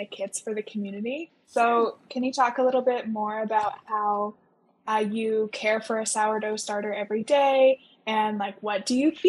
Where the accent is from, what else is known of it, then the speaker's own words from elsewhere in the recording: Kansas, United States; moved away; I'm the only outsider here. I'm from Kansas